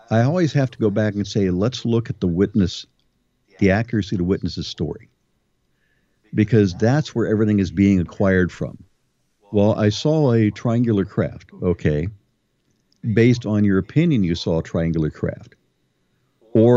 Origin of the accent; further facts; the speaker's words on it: Ohio, United States; I'm from Ohio